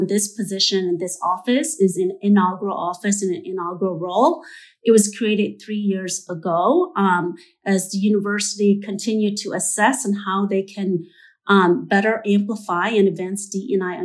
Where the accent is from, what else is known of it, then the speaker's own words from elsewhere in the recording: Oshkosh, Wisconsin, United States; now in St. Paul, United States; I'm not originally from Minnesota. I grew up in Oshkosh, Wisconsin, but I've lived in St. Paul for most of my life